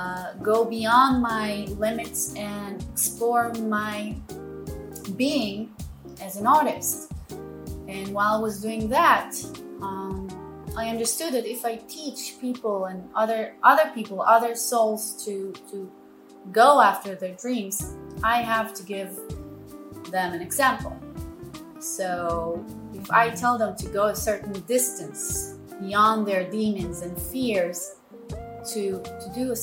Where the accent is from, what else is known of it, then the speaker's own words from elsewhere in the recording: Tel Aviv, Tel Aviv District, Israel; English is a second language; I was born and raised in Tel Aviv.